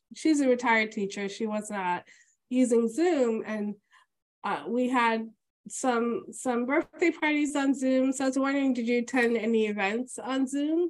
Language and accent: English; New York City, New York, United States; as a New Yorker